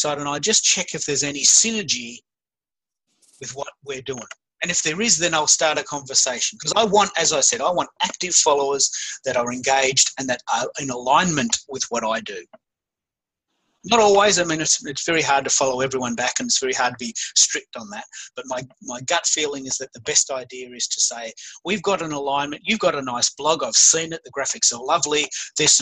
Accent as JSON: {"language": "English", "country": "Australia", "said": "I'm an Aussie"}